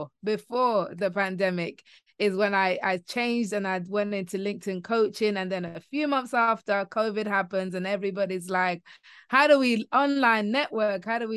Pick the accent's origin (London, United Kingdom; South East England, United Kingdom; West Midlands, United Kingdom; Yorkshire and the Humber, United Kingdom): London, United Kingdom; now in Kent, United Kingdom; I'm in an area called Kent, which is just outside London. I grew up in London and then moved to Kent, which is a little bit more leafy.